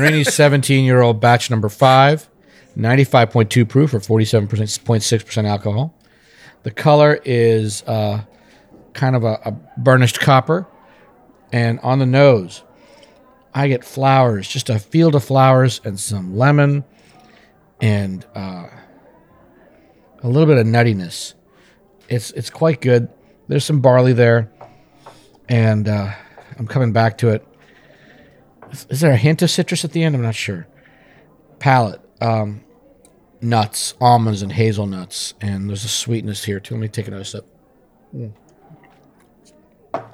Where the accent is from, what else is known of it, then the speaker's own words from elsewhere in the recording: India; moved away; I'm from India